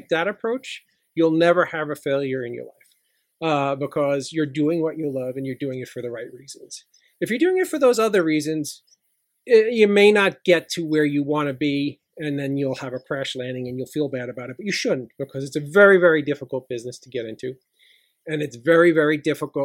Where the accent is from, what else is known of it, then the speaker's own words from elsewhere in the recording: New York City, New York, United States; I grew up in Middle Village, Queens, which is right outside of New York City.